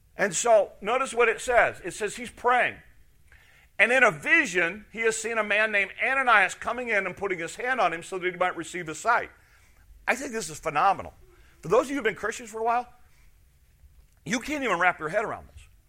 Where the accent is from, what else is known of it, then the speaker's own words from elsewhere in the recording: Chicago, Illinois, United States; moved away as an adult; also born or lived in Wisconsin; I was from Chicago area